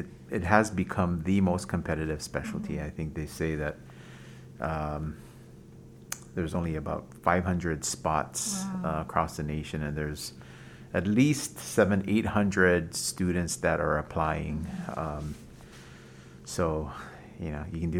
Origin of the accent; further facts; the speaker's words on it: Waialua, Hawaii, United States; also born or lived in Boston; now in Honolulu, United States; I'm from Waialua, out in the North Shore.